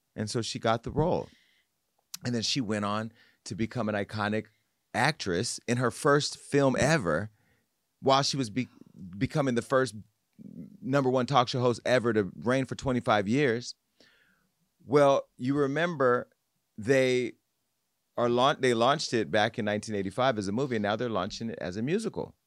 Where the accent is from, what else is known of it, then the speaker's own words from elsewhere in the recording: Stockton, California, United States; my little cousin who I grew up with on Scribner Street on the South Side